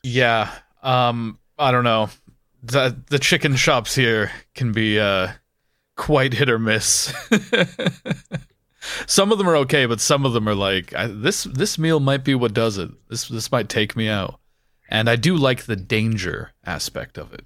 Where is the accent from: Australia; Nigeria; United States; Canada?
Canada; now in United Kingdom; where I grew up in Canada